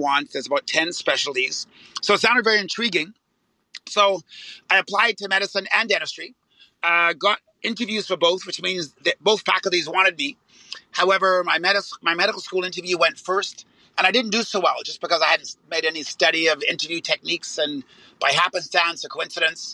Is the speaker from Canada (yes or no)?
yes; Canada; I am Canadian